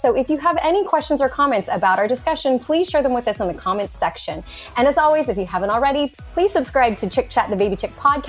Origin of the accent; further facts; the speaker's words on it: Texas, United States; I am from South Texas, but I was like, these look so yummy.